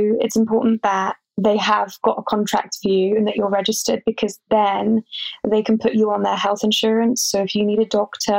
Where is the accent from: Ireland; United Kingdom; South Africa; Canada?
United Kingdom; England; they just know sometimes that I'm English. I don't know how they know.